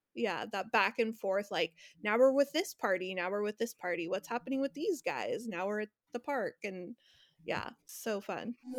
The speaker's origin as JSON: {"language": "English", "region": "Northern California", "country": "United States", "said": "I'm from Northern California"}